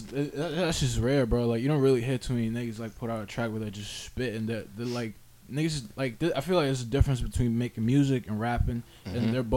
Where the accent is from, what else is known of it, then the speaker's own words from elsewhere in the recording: Boston, Massachusetts, United States; I grew up in Mattapan, and I moved probably like 2 years ago. I moved over by like the Croc Center